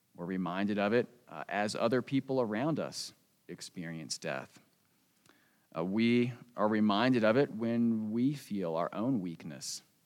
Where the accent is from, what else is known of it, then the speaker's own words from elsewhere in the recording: United States; moved away; I grew up on the East Coast, right outside Washington, D.C.